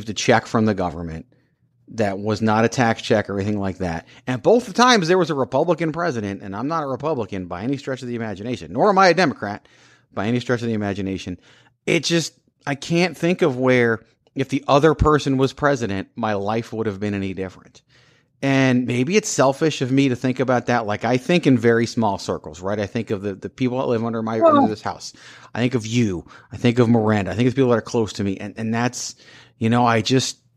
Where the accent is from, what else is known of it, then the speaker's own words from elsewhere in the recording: Richmond, Virginia, United States; I grew up in Richmond, Virginia, capital of the Confederacy.